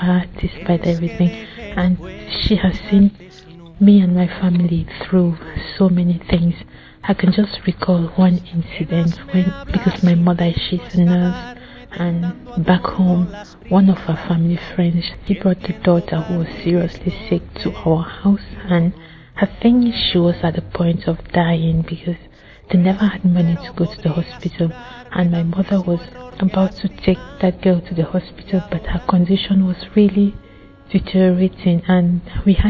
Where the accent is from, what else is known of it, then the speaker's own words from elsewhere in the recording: Cameroon; moved away; I'm from Cameroon.